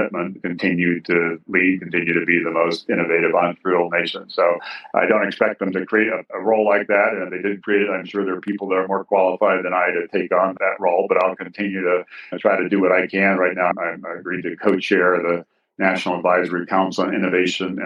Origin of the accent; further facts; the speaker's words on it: Hawaii, United States; moved away as an adult; also born or lived in Massachusetts / Ohio / Kansas / Northern Virginia; my experience growing up in Hawaii